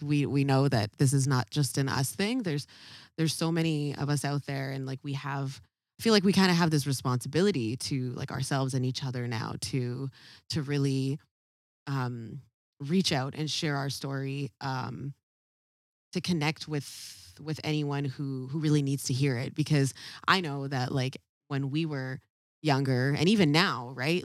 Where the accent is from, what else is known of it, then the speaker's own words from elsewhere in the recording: Ladner, British Columbia, Canada; we grew up in a very, very, very white community, uh, called Ladner.